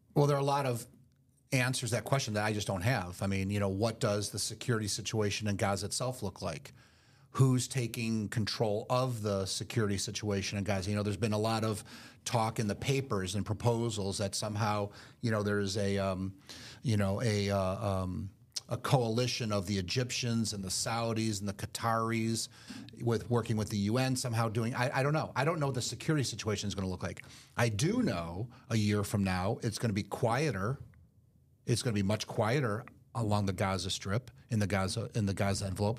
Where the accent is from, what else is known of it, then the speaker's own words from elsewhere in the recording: Detroit, Michigan, United States; moved away; I'm originally from Detroit